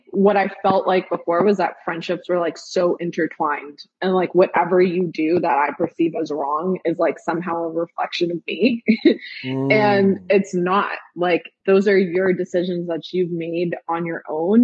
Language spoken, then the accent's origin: English; New York City, New York, United States; now in Memphis, United States; we grew up in Park Slope